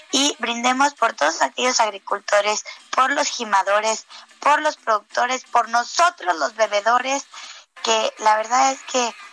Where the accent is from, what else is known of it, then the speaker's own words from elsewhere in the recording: Mexico; quiero felicitarnos a todos los mexicanos.